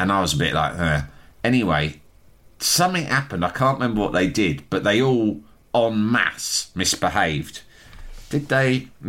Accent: England, United Kingdom; I'm fucking English.

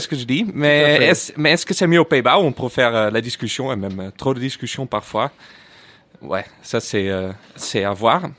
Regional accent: Netherlands; French is a second language; now in France; je suis néerlandais

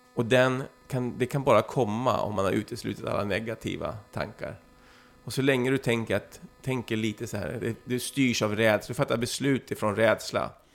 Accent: Flyinge, Skåne, Sweden; när jag växte upp på Flyinge där, var 14, 15, 16 år

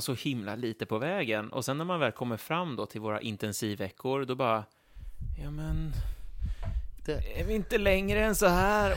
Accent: Stockholm, Stockholm County, Sweden; oss som kommer från Stockholm

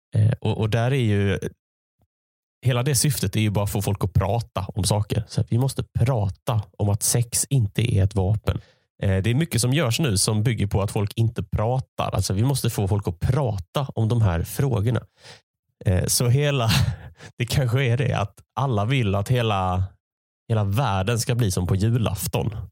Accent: Malmö, Skåne, Sweden; moved away as an adult; now in Gothenburg, Sweden; Jag är uppvuxen i Malmö

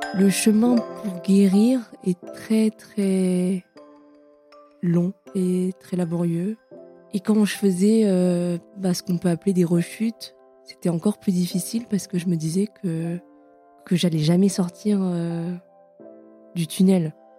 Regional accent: Paris, Île-de-France, France; Je suis née à Paris. On est euh, dans le centre et j'ai toujours grandi dans le centre de Paris

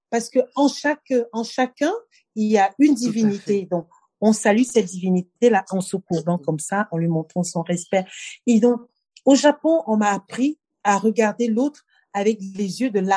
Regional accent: Cameroon; also born or lived in Japan / Bangui / Dakar / Paris; Je suis camerounaise de Dakar, de Yaoundé, de Paris, de San Francisco. Voilà, je suis de Kinshasa, je suis de partout

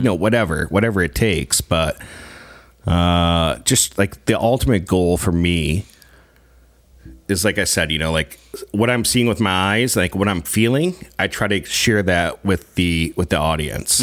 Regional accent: Grand Rapids, Michigan, United States; moved away as an adult; also born or lived in Greenville, Michigan; now in Saskatchewan, Canada; born and raised in Greenville, Michigan, which is about forty-five minutes away from Grand Rapids

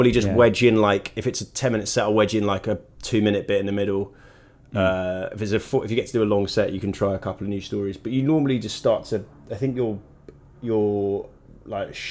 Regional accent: United Kingdom; moved away as an adult; now in Los Angeles, United States; being British

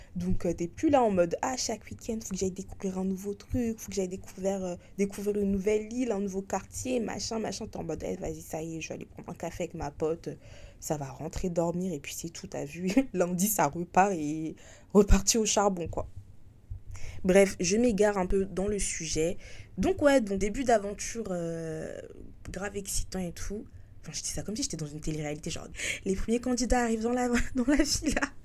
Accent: France; moved away as an adult; now in Hong Kong; j'ai quitté la France il y a ouais, il y a un an et demi, comme j'ai dit pour travailler à l'étranger, à Hong

